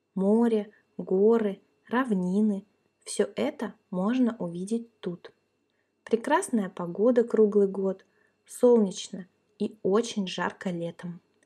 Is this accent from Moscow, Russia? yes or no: no; Kaliningrad, Kaliningrad Oblast, Russia; now in Crimea; Я родилась и выросла в России, в городе Калининград